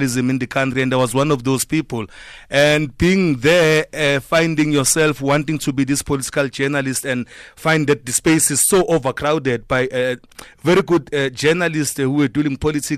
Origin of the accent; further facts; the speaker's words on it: Durban, KwaZulu-Natal, South Africa; I'm proud of my town. I'm from Chester